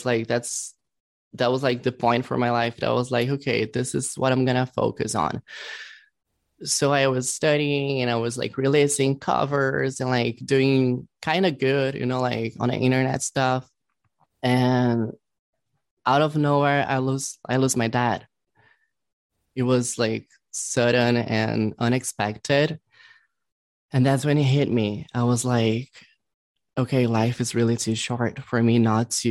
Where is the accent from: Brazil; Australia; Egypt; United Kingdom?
Brazil; English is a second language; now in Los Angeles, United States; I was born in Brazil, but I was like reborn here in LA. So I'm like half and half